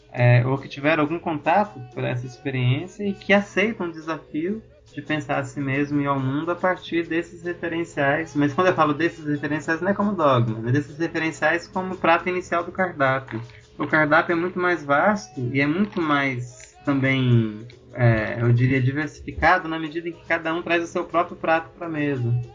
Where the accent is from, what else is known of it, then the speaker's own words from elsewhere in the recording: Brazil; com a minha própria realidade como africano brasileiro